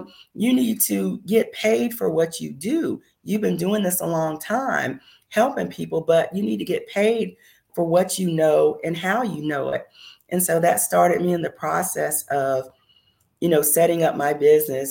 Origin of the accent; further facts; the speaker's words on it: Myrtle Beach, South Carolina, United States; moved away as an adult; also born or lived in Phoenix, Arizona / Washington DC / Maryland area; my home state of South Carolina